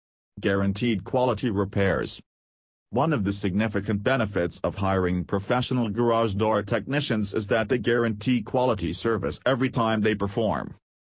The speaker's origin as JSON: {"language": "English", "town": "Rockville", "region": "Maryland", "country": "United States", "said": "from Rockville, Maryland and USA."}